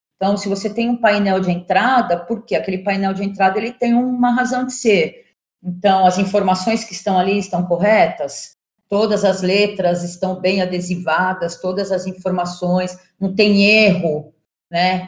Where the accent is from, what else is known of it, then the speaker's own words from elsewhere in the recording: São Paulo, Brazil; eu sou jornalista, sou de São Paulo